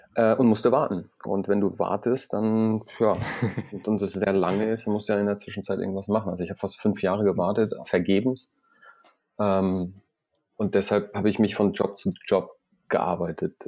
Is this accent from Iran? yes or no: yes; Iran; moved away; ich komme ursprünglich aus dem Iran